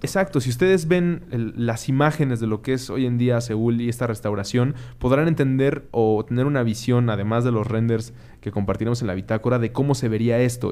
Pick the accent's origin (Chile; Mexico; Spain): Mexico; como ciudadanos mexicanos